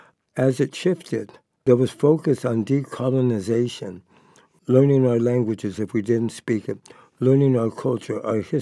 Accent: Madera, California, United States; born there; also born or lived in San Diego / San Pascual Reservation; I was born off the reservation. I was born up north in Madera, California, and spent many of my years until I was about 16 coming back and forth between my mom and my dad.

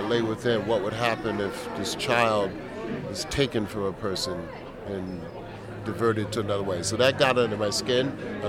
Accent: East Coast, United States; also born or lived in New York City; I'm from the East Coast, I've been a long time in New York City

